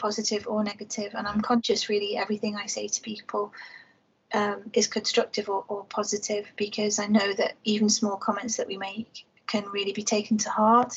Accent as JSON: {"language": "English", "town": "Liverpool", "region": "North West England", "country": "United Kingdom", "tie": "born or raised there", "said": "I was born and raised in Toxteth in Liverpool"}